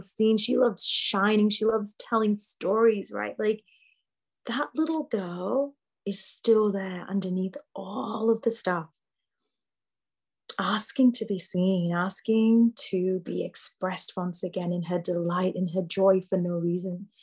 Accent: Yorkshire and the Humber, United Kingdom; I grew up in the UK, like you said, born and bred in Yorkshire

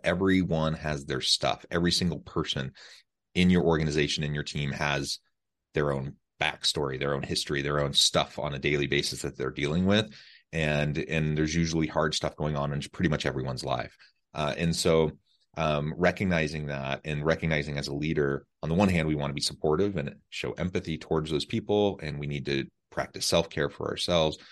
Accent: Missouri, United States; moved away; I'm from Missouri, uh, not far from Omaha, really, um, just a few hours.

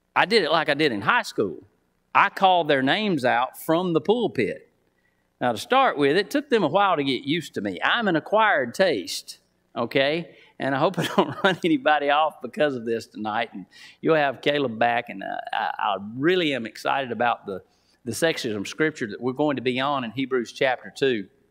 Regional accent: Titus, Alabama, United States; now in Wetumpka, United States; Now I live in Wetumpka. Uh, I'm from Titus, so I'm a country boy

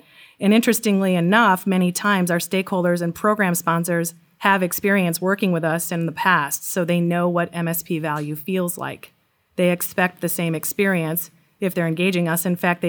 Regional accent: Wisconsin, United States; also born or lived in Seattle / London; now in Baltimore, United States; So I'm from Wisconsin originally. I started my career there. We lived in Seattle, and then we moved to London, and we're now based at our corporate headquarters outside of Baltimore, Maryland.

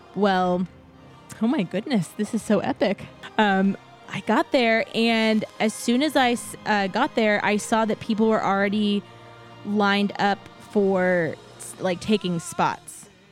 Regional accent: San Antonio, Texas, United States; moved away; I grew up in San Antonio and lived there most of my life

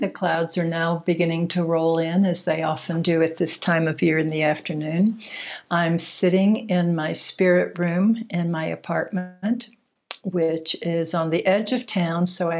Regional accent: Houston, Texas, United States; moved away as an adult; also born or lived in San Francisco Bay Area, California / Colorado; I grew up in Houston. And I remember asking myself, because it felt very kind of weird, what is a wasp from Texas doing studying Peruvian shamanism?

